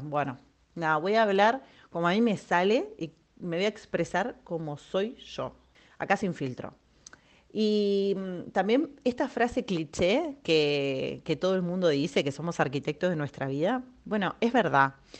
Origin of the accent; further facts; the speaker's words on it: Argentina; moved away as an adult; now in Spain; soy argentina. Hace más de tres años estoy viviendo en España